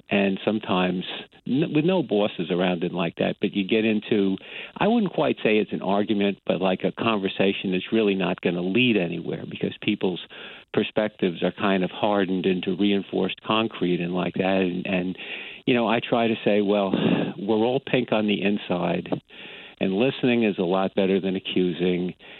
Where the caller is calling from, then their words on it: Brookhaven, New York, United States; I'm calling from Brookhaven in Long Island.